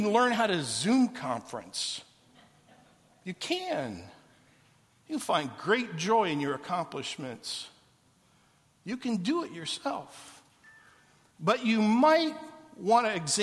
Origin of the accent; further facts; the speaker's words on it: Canton, Ohio, United States; moved away as an adult; also born or lived in Atlanta, Georgia / Los Angeles / Orlando, Florida / Portland, Oregon; When I was 18 years, I left Canton, Ohio to go to college in Atlanta, Georgia, and I was the first one in my family to leave home.